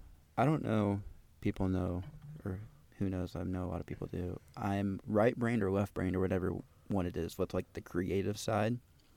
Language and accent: English; Texas, United States; Which but, I'm also from Texas, so that's not really a thing anyway.